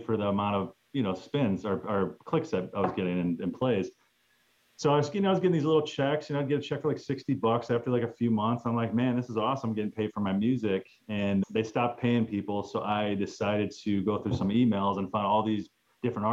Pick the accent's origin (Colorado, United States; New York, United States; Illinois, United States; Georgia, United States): Illinois, United States; Chicago; I'm from Chicago